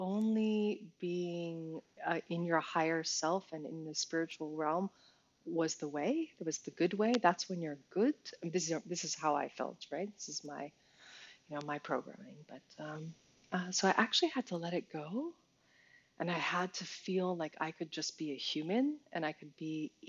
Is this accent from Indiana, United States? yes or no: no; New York, United States; as an American, as a New Yorker, as a performer